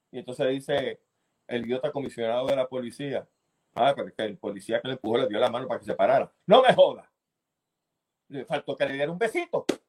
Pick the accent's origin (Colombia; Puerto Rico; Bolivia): Puerto Rico; nosotros venimos diciendo que aquí en Puerto Rico